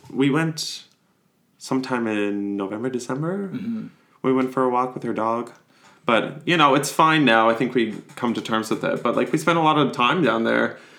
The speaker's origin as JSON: {"language": "English", "town": "Boularderie Island", "region": "Nova Scotia", "country": "Canada", "said": "So I went to school in Sydney Mines, North Sydney area."}